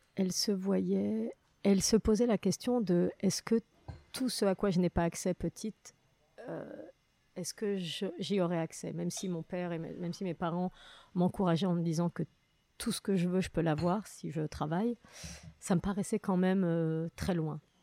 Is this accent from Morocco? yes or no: yes; Morocco; now in France; enfance, moi, avec que des bons souvenirs euh, du Maroc